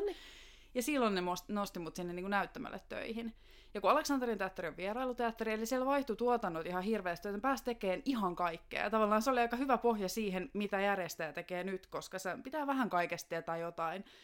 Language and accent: Finnish; Joutsa, Central Finland, Finland; moved away as an adult; now in Helsinki, Finland; mä tuun Joutsasta, joka on semmoinen pikkuinen kunta tuolla Keski-Suomessa. Alun perin siis sieltä, mutta on 2006 vuodesta asti asunut Helsingissä.